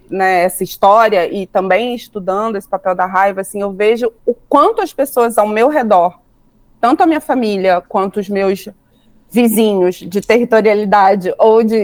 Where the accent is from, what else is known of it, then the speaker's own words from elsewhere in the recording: Rio de Janeiro, Brazil; born there; Eu sou nascida no Rio.